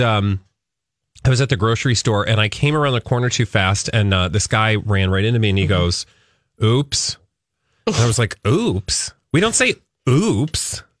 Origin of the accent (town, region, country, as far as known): Minnesota, United States